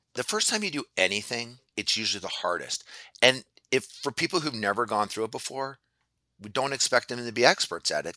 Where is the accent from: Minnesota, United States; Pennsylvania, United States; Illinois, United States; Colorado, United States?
Pennsylvania, United States; Philadelphia; I grew up in Philadelphia